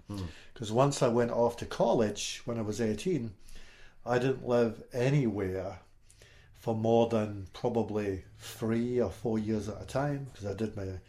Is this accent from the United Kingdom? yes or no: yes; Stirling, Scotland, United Kingdom; moved away as an adult; also born or lived in Fort Wayne, Indiana; now in Southern Illinois, United States; I grew up in specifically in just outside Stirling. I was born in Stirling. It's on the east coast of Scotland, just about 30, maybe 40 miles north of Edinburgh. Mm-hmm. And so I lived in a little village